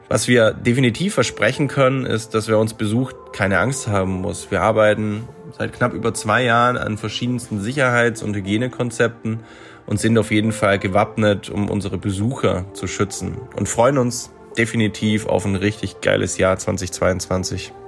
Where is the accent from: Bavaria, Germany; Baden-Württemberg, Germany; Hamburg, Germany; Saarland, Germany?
Baden-Württemberg, Germany; near Freiburg; Ich komme auch selbst aus der Nähe von Freiburg